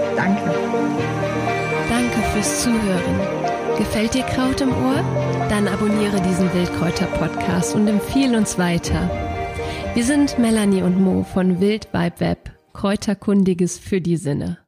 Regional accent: area between Cologne and Düren, North Rhine-Westphalia, Germany; aus meiner Heimat

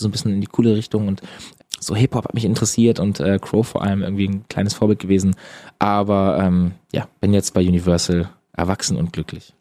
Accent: Eutin, Schleswig-Holstein, Germany; moved away; bei uns in Eutin

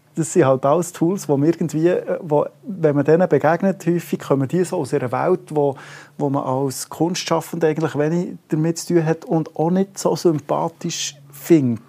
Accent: Bern, Switzerland; als Berner

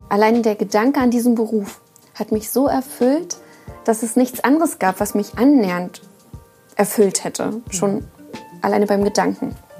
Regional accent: Uckermark, Brandenburg, Germany; moved away; also born or lived in Rostock / northern Germany; ich komme ja aus der Uckermark, also aus dem tiefsten Osten

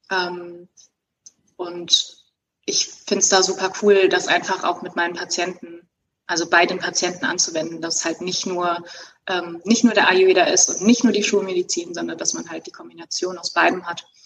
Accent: Cologne, North Rhine-Westphalia, Germany; now in Bochum, Germany; In Bochum. In Bochum. Ich komme ursprünglich aus Köln und würde

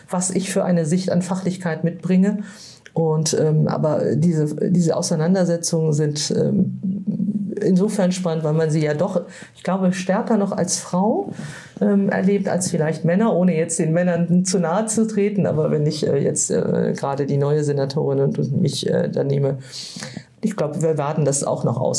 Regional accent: Northern Germany, Germany; ich, kenne das als Norddeutsche, ja.

